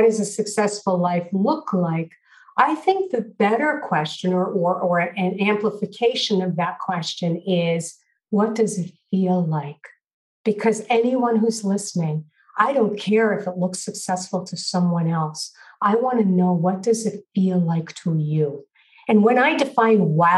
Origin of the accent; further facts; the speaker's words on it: New York City, New York, United States; I grew up in Brooklyn, New York, and my family was Orthodox Jewish.